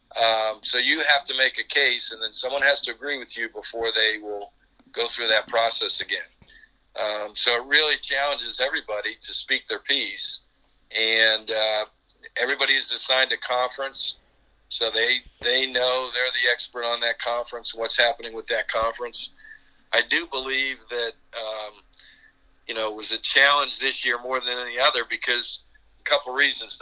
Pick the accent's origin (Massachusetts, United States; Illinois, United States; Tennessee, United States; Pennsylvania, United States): Pennsylvania, United States; Pittsburgh; moved away as an adult; also born or lived in North Carolina; We're both from Pittsburgh